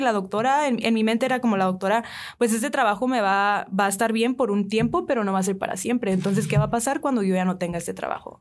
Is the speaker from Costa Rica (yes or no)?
no; San Diego, California, United States; moved away as an adult; now in Hermosillo, Mexico; yo vengo de San Diego originalmente, San Diego, California. La el estilo de vida ya es muy diferente. Eh, hace cinco o seis años me mudé para aquí Hermosillo